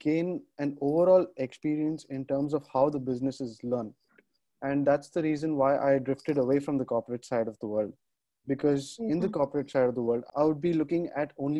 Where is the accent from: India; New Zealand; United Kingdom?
India; Hyderabad, Telangana; I'm from Hyderabad in India